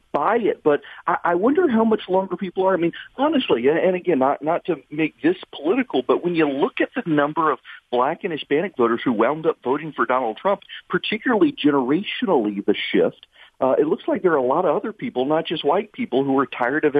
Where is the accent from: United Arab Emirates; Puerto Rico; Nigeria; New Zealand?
United Arab Emirates; Dubai; I grew up in Dubai, had never been to a music concert in my life.